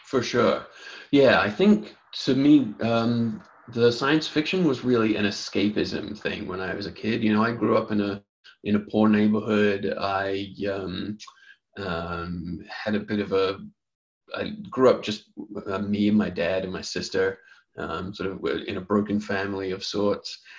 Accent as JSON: {"language": "English", "country": "New Zealand", "moved": "yes", "lives_now": "Los Angeles, United States", "said": "I'm originally from New Zealand"}